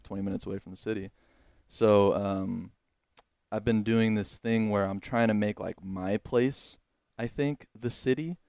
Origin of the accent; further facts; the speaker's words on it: Los Angeles, California, United States; moved away as an adult; now in Texas, United States; being an Angelino